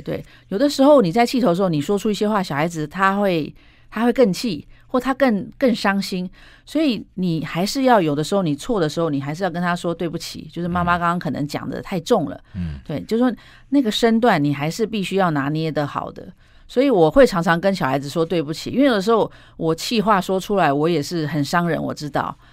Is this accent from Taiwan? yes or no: yes; Taiwan; moved away as an adult; also born or lived in United States; 我回台湾以后